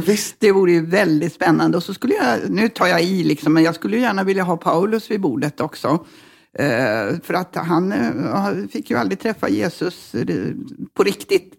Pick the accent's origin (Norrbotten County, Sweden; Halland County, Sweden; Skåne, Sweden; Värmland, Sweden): Norrbotten County, Sweden; also born or lived in Luleå / Malmberget / Sikfors; vi bodde i Norrbotten till jag var tio ungefär och eh, på lite olika ställen. Eh, men eh, Luleå, mesta